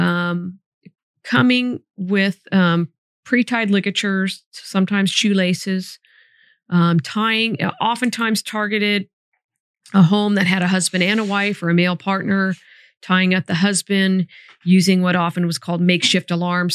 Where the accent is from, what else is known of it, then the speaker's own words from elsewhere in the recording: Sacramento, California, United States; moved away as an adult; also born or lived in Solano County; I grew up right near Arden and Eastern.